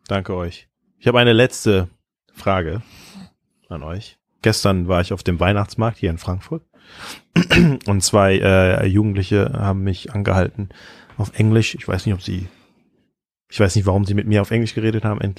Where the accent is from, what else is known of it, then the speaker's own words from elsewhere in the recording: Thailand; ich bin in Thailand aufgewachsen als, als Kind von Missionaren.